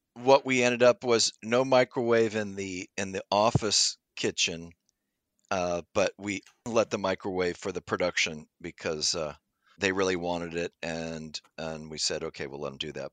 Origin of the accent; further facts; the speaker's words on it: Pasadena, California, United States; I grew up in Pasadena near, near, you know, nine miles, uh, from Los Angeles in the Pasadena area